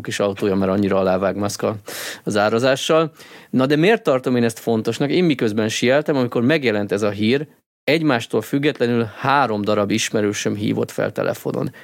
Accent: Hungary

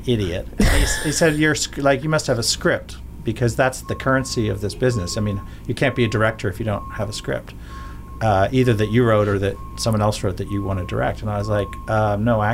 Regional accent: Canada; I couldn't get a job as a Canadian

